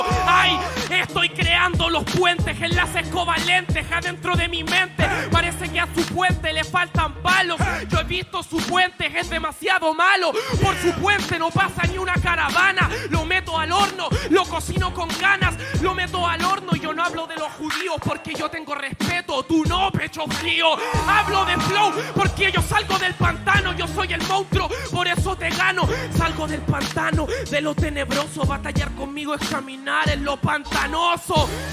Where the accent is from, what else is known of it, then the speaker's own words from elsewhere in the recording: Chile; also born or lived in Mexico; Yo soy chileno, vaya donde vaya. También soy mexicano